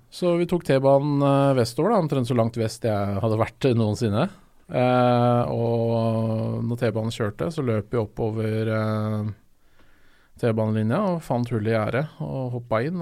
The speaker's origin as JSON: {"language": "Norwegian", "region": "Oslo", "country": "Norway", "said": "jeg er jo fra Østensjø bydel, så jeg er fra lenger ut"}